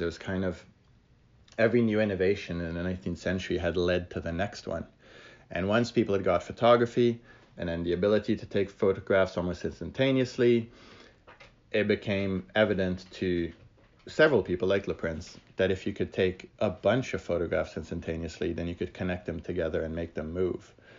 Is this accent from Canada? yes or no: no; France; I grew up in France